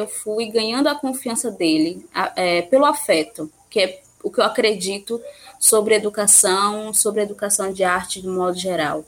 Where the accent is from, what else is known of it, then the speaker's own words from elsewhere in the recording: Ipiaú, Bahia, Brazil; also born or lived in Jequié; de Piauí, onde eu nasci, é onde eu morei